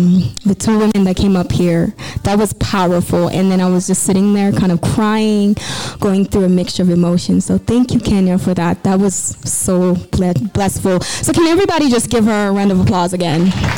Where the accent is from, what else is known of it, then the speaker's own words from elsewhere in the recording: DR Congo; moved away; I am originally from Congo, DRC, and I came here as a refugee immigrant.